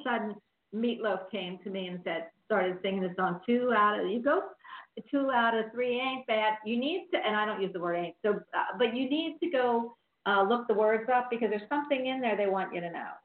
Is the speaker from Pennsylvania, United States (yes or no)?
yes; Philadelphia, Pennsylvania, United States; now in Florida, United States; I'm from Philly, and we had South Philly, all the Italian